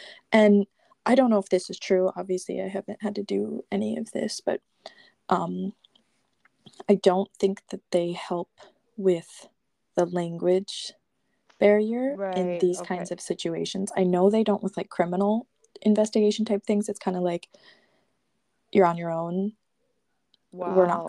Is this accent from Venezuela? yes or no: no; United States; I speak English and I'm an American